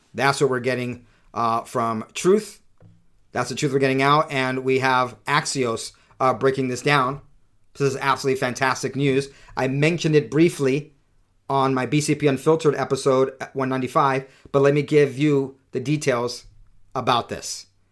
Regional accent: San Diego County, California, United States; moved away; San Diego County, which I consider to be my hometown

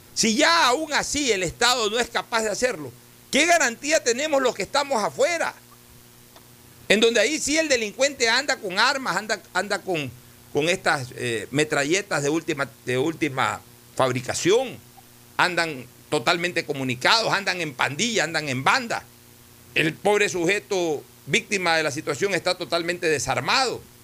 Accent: Ecuador; como Estado ecuatoriano

